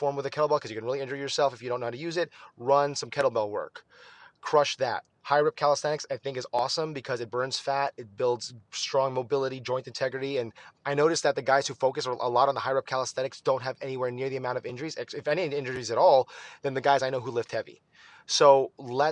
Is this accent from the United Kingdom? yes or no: no; Philippines; as a Filipino